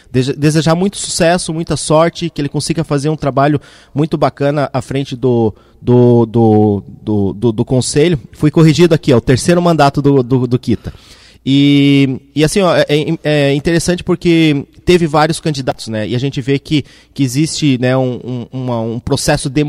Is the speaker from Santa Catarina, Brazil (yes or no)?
yes; Mafra, Santa Catarina, Brazil; now in Blumenau, Brazil; eu sou natural da cidade de Mafra, no norte de Santa Catarina. É, ainda bem jovem, a gente mudou aqui para Blumenau no ano de 2000 e 2002